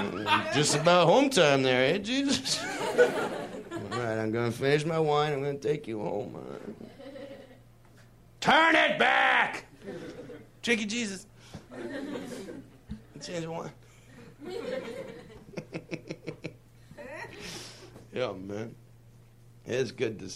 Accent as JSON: {"language": "English", "country": "Canada", "said": "I'm from Canada"}